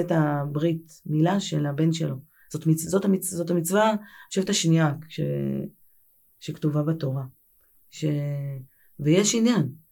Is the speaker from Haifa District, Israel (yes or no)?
no; Tel Aviv, Tel Aviv District, Israel; גדלתי בתל אביב, אני נערת תל אביב. אה, גדלתי ברמת אביב